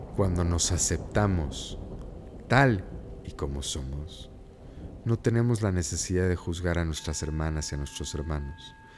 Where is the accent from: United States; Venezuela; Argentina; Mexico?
United States; crecí en, un ambiente, pues, pochocho. Como buen niño americano